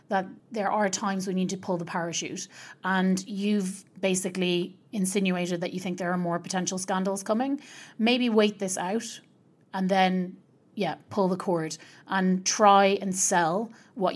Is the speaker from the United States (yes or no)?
no; Ireland; I'm Irish